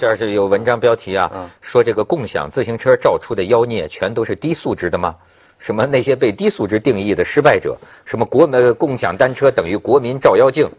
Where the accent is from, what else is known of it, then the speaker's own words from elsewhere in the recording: China; 但是我也是中国人了